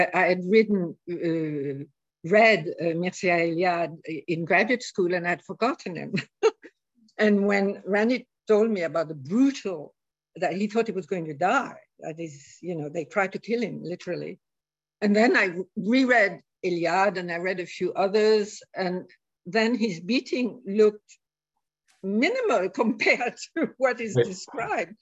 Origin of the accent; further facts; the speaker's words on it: Morocco; moved away; also born or lived in India; I grew up in Morocco, I lived in India for years